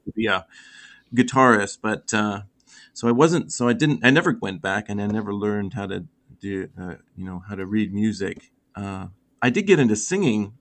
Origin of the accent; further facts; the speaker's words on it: Canada; growing up in Canada was great